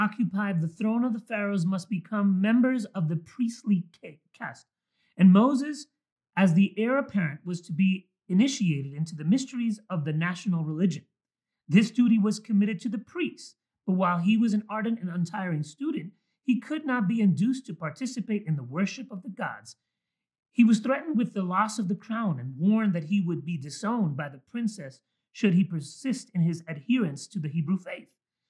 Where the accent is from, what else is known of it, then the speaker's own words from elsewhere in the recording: Mexico; born there; I was born in Mexico, so I have a Mexican birth certificate.